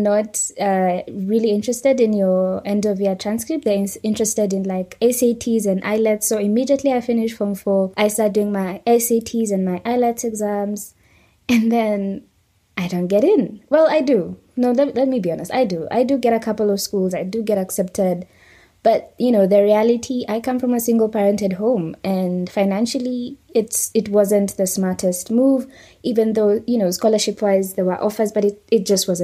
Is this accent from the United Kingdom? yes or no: no; Kenya